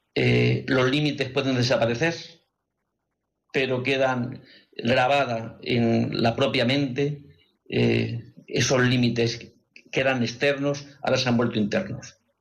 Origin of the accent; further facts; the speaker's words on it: Madrid, Community of Madrid, Spain; son de Madrid y parece que me, tengo cierta eh, simpatía porque son del mismo lugar donde, de donde yo soy